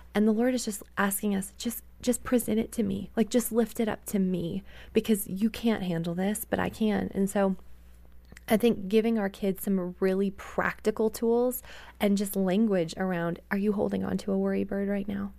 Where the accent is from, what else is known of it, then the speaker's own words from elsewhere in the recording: Canada; moved away; I grew up in Canada